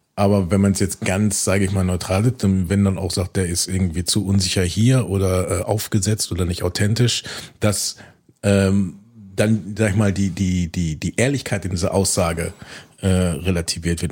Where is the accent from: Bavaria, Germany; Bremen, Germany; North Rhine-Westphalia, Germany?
North Rhine-Westphalia, Germany; Bielefeld; Ich als Bielefelder Junge